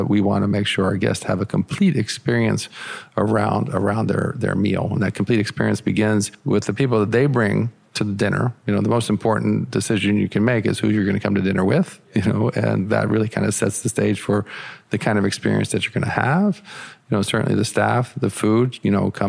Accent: United States; I'm an American chef

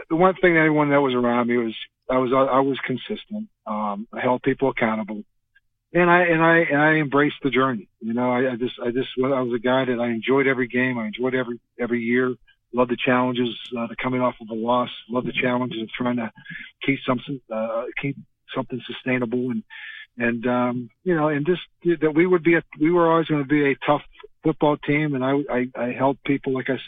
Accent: Western Pennsylvania, United States; growing up in Western Pennsylvania

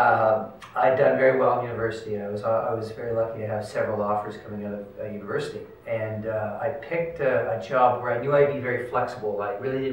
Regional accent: Halifax, Nova Scotia, Canada; born and bred in Halifax

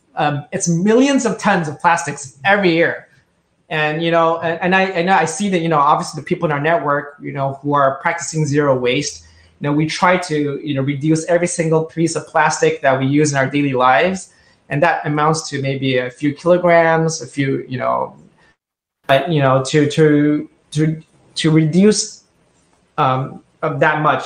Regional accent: Indonesia; now in Tokyo, Japan; I grew up in Indonesia, and this was 30 years ago

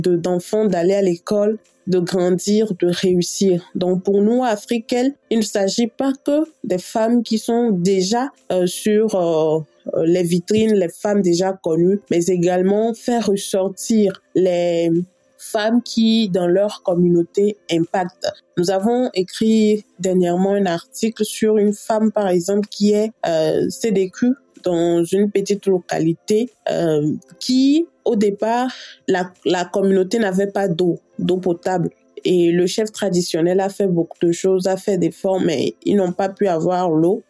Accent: Togo; Je réside au Togo. Je suis togolaise.

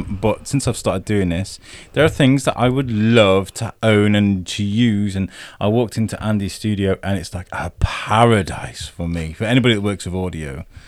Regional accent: Ireland; It's like, because I'm Irish.

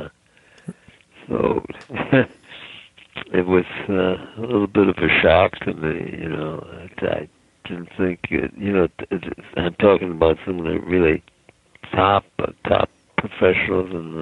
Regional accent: Cleveland, Ohio, United States; moved away as an adult; also born or lived in Pittsburgh / Dallas / Minneapolis; I grew up in Cleveland.

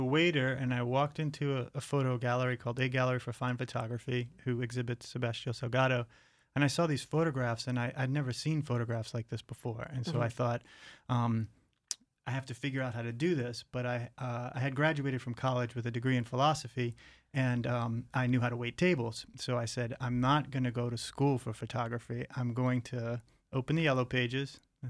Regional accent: outside of New Orleans, Louisiana, United States; I grew up in outside of New Orleans

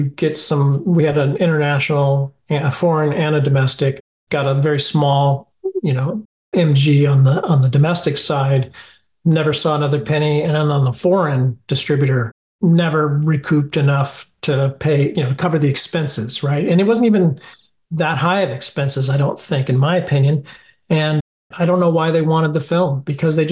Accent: Los Angeles, California, United States; I grew up in the Hollywood, you know, atmosphere

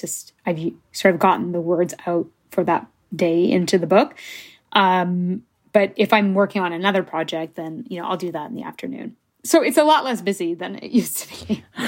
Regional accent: Canada; first language English; I'm Canadian

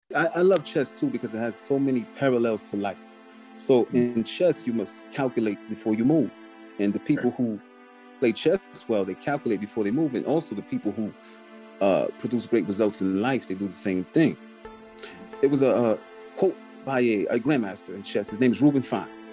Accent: Albany, New York, United States; I was born and raised in Albany, New York.

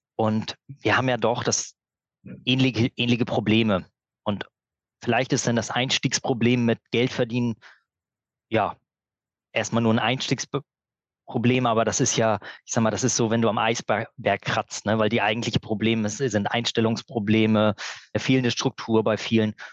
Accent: Berlin, Germany; now in Glücksburg, Germany; Ich komme auch ursprünglich aus Berlin

